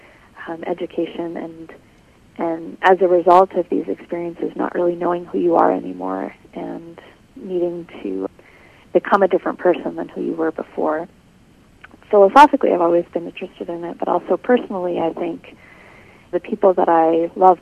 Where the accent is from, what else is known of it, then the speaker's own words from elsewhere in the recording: Canada; moved away as an adult; now in Michigan, United States; I'm from Canada originally.